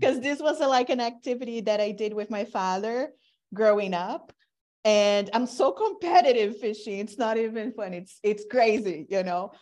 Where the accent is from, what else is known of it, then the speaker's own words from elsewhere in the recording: Brazil; now in United States; I'm from Brazil, I'm Latina, I've been in the U S throughout my career